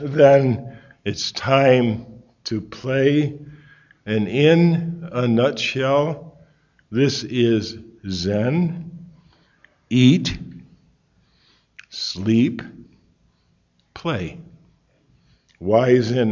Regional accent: Connecticut, United States; I'm from Connecticut

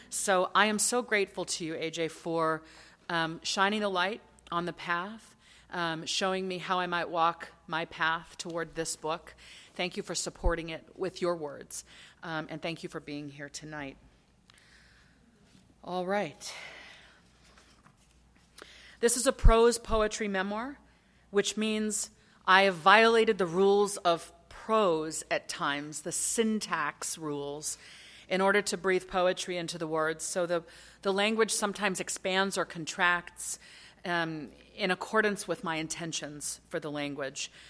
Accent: Lagos, Nigeria; born there; They married in Accra, Ghana in 1966. I was born to them in Lagos, Nigeria in 1967.

